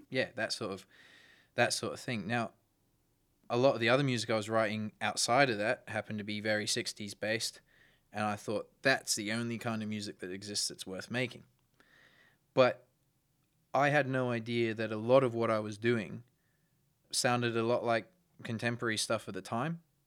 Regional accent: Brisbane, Queensland, Australia; I was born in Brisbane

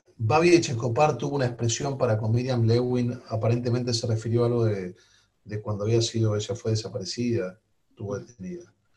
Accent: Argentina; yo nací en la Argentina mi padre está enterrado en la Argentina. Mis hijos son argentinos.

